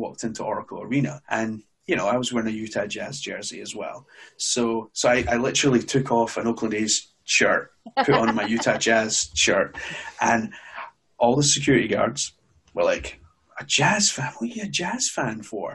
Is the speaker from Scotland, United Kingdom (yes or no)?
yes; Glasgow, Scotland, United Kingdom; I was born in Glasgow originally